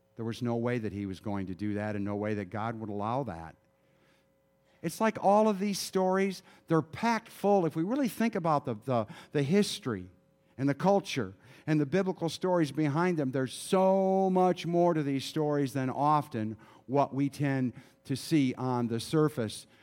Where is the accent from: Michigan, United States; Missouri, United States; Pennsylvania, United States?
Michigan, United States; moved away; I grew up in Michigan